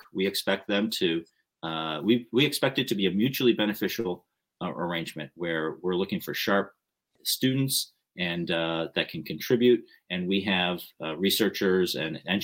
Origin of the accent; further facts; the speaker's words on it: United States; I'm Japanese American. I'm the third generation Japanese American, which means that my grandparents emigrated from Japan to California